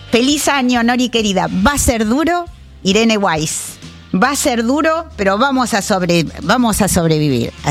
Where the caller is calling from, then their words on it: Berazategui, Buenos Aires Province, Argentina; Hola Nora, buen día … de Verazategui.